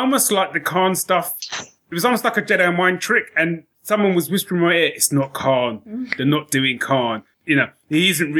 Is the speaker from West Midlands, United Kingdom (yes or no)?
no; London, United Kingdom; accent: Cockney; everyone's a Cockney, because that's the only accent I could do, which, funnily enough, is my own accent